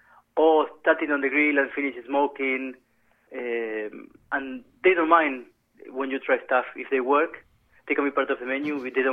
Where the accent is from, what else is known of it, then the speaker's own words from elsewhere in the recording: San Luis, Argentina; moved away as an adult; now in England; I come from Argentina. It's a small, very small county in Argentina called San Luis.